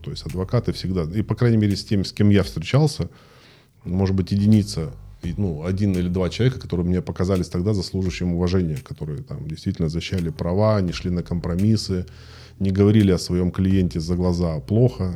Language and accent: Russian; Krasnodar, Krasnodar Krai, Russia; родился в Краснодаре в 77 году